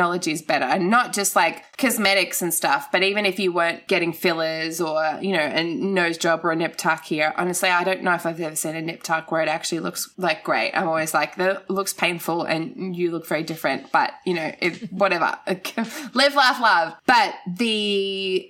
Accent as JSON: {"language": "English", "town": "Gold Coast", "region": "Queensland", "country": "Australia", "tie": "born or raised there", "said": "I grew up on the Gold Coast"}